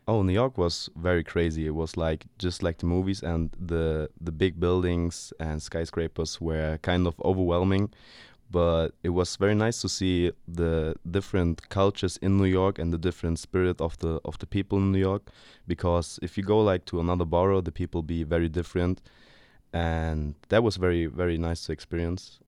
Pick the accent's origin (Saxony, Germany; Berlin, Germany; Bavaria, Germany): Berlin, Germany; English is a second language; I've been born and raised in Berlin. I lived there for twenty-one years now.